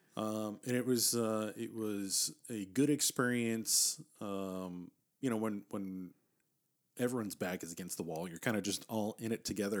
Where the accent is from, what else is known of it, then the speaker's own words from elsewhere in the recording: Texas, United States; I'm an American from Texas